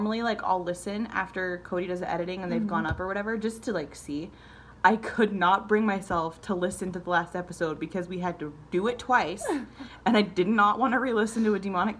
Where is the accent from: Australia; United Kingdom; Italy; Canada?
United Kingdom; Bristol, South West England; moved away; I was from Bristol.